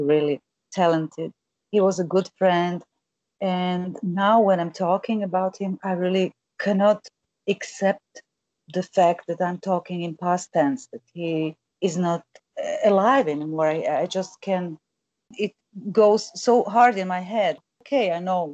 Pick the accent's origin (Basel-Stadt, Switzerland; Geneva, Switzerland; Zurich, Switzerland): Zurich, Switzerland; English is a second language; moved away; also born or lived in Croatia; I grew up in Switzerland.